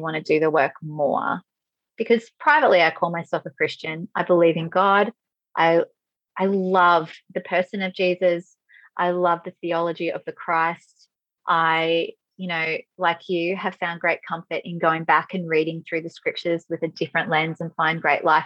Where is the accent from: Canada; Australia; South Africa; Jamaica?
Australia; being an Aussie